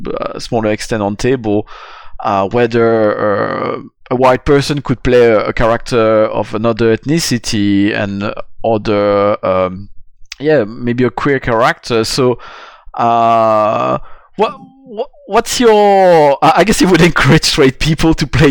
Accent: Belgium; also born or lived in France; I grew up on Sentai back in Belgium and France when I was a kid.

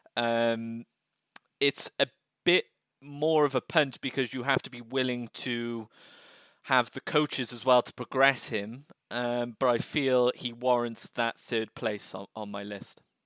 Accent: United Kingdom; we as as British citizens

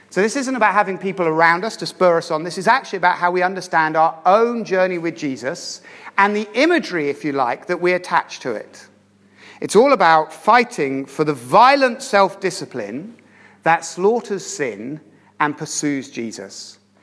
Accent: Aylesbury, South East England, United Kingdom; also born or lived in Oxford / London; my hometown of Aylesbury

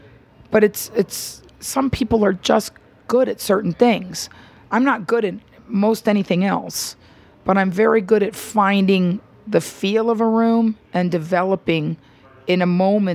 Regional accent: Miami, Florida, United States; now in Los Angeles, United States; growing up in Miami

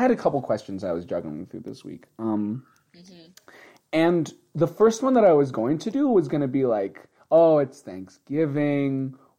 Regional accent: United States; now in Japan; Because we're American pigs.

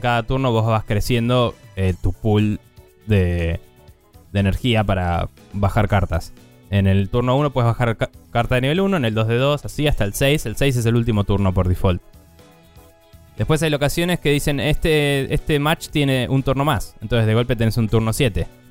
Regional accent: Argentina; nosotros siendo argentinos

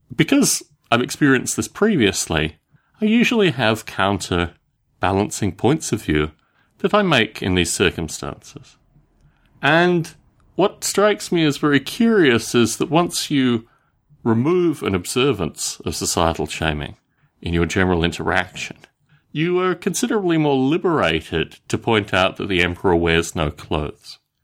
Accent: Australia; When I was growing up in Australia

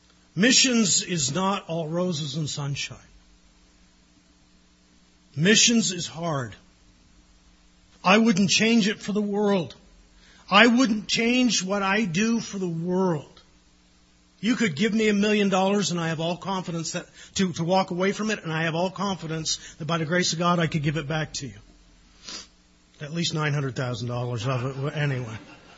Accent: Newfoundland and Labrador, Canada; I love Newfoundland. My roots are there. I'm Newfoundlander by heart, even partly by birth.

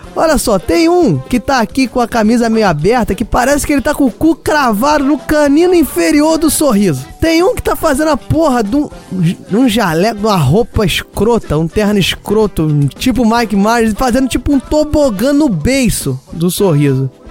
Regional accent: Rio de Janeiro, Brazil; accent: carioca; Eu sou carioca, acho que não dá para negar pelo meu sotaque.

